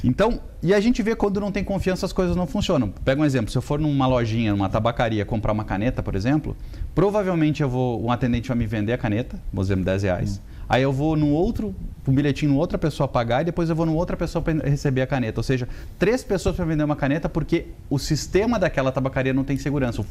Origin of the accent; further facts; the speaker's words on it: Rio Grande do Sul, Brazil; accent: sulista; moved away as an adult; now in São Paulo, Brazil; eu venho de uma família muito simples do Rio Grande do Sul. E o meu primeiro emprego com 15 anos foi fazer xerox